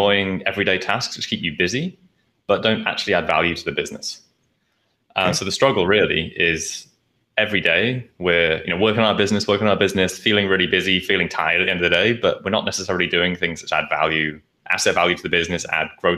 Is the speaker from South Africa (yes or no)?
no; Nottingham, East Midlands, United Kingdom; moved away as an adult; also born or lived in London; now in Asia; I was living in London before I moved to Asia, but I'm from Nottingham, like in the middle.